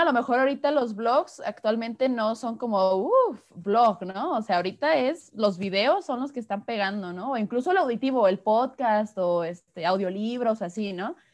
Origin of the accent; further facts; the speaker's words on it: Guadalajara, Jalisco, Mexico; soy de aquí de Guadalajara, México